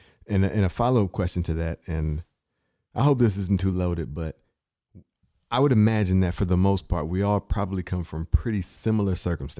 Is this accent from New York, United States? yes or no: no; Inkster, Michigan, United States; I'm from Michigan, right outside Detroit, Inkster.